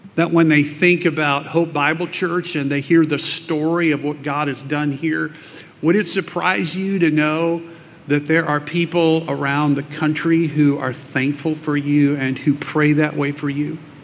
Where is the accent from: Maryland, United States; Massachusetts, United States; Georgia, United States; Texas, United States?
Texas, United States; South; I grew up in South Texas